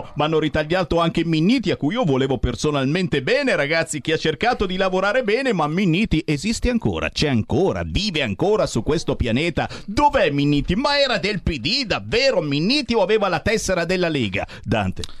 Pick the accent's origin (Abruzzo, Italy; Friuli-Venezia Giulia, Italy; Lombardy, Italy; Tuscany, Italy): Lombardy, Italy; Cassano Magnago; io sono di Cassano Magnago